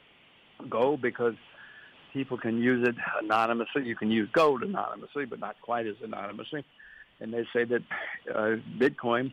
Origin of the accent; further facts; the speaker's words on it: United States; I'm an American like you